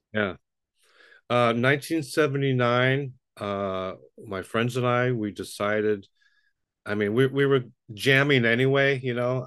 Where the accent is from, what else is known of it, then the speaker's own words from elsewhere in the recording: New York City, New York, United States; moved away; I grew up in Brooklyn, New York